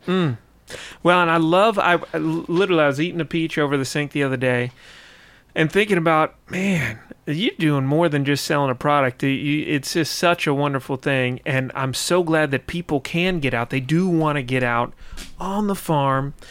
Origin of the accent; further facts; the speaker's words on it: White County, Georgia, United States; I grew up in White County